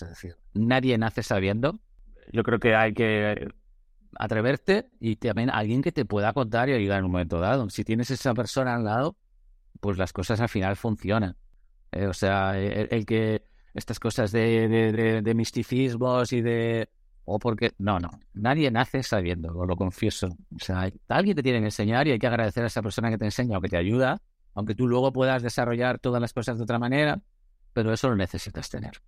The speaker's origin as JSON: {"language": "Spanish", "town": "Madrid", "region": "Community of Madrid", "country": "Spain", "said": "he vivido en Madrid, soy de Madrid"}